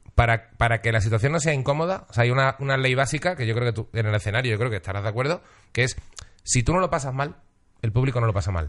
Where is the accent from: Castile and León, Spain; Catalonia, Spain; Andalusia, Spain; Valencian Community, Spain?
Andalusia, Spain; Seville; me he criado en Sevilla, tampoco soy sevillano